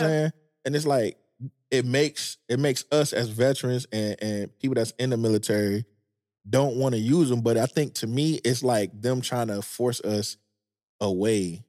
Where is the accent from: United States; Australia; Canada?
United States; Detroit, Michigan; moved away as an adult; also born or lived in Manassas, Virginia / Maryland / California; I'm from Detroit